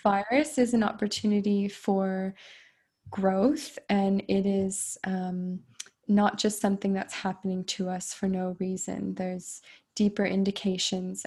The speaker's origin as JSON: {"language": "English", "country": "United States", "said": "I I'm American"}